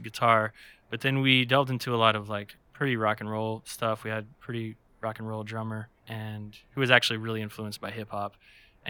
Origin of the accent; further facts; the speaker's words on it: New Orleans, Louisiana, United States; moved away as an adult; now in Chattanooga, United States; I'm originally from New Orleans, Louisiana